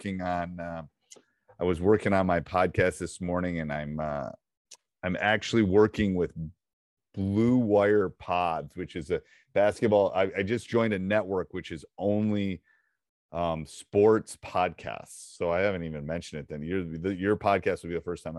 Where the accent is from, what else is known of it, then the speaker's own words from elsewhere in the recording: Madison, United States; I'm from Madison